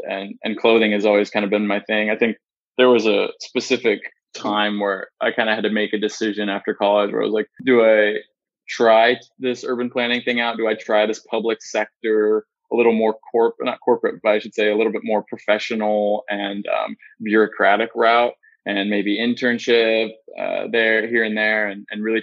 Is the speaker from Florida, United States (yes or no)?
no; Northern California, United States; I grew up in Northern California.